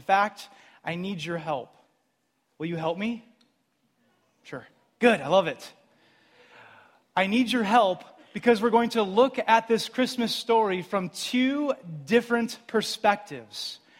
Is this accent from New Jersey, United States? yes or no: yes; New Jersey, United States; now in Grand Rapids, United States; I'm from Jersey.